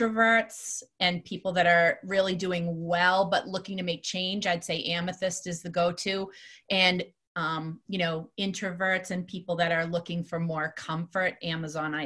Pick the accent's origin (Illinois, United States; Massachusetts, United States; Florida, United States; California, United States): Massachusetts, United States; Salem; I grew up in Salem. That's where I'm from